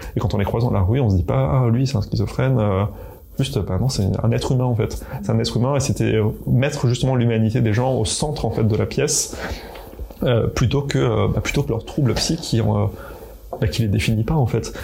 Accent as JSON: {"language": "French", "region": "eastern France", "country": "France", "said": "je viens de, l'Est de la France"}